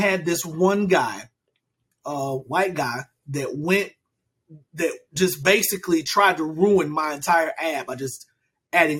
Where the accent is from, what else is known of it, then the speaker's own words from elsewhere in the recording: United States; I am American, born and raised in America